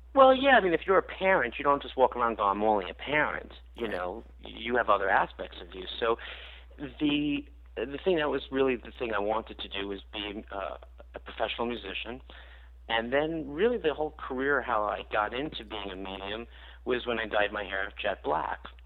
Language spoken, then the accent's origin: English; New York, United States; I grew up in New York